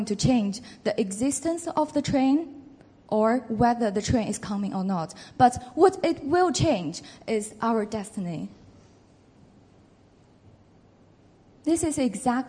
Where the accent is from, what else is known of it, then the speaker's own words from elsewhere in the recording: China; moved away as an adult; also born or lived in Beijing / Oxford; I was born in China. I grew up there.